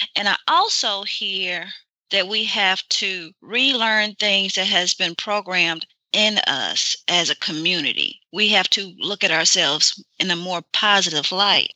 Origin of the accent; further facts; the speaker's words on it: Mississippi, United States; I'm from Mississippi